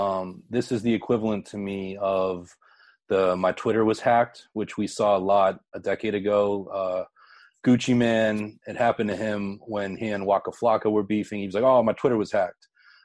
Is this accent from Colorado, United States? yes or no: no; Pittsburgh, Pennsylvania, United States; where I grew up in Pittsburgh.